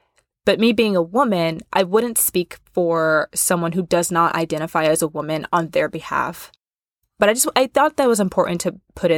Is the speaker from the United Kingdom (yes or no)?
no; Kansas, United States; born there; also born or lived in Missouri / Nebraska; now in Chicago, United States; I was born in Kansas. Exciting. We moved around a lot when I was younger, so I've kind of floated around the Midwest majority of my life, like Kansas, Missouri, Nebraska, and now I am currently in Chicago.